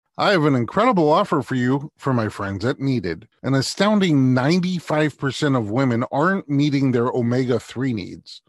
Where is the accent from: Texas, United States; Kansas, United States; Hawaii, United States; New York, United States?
New York, United States; New York City; I'm from Staten Island, too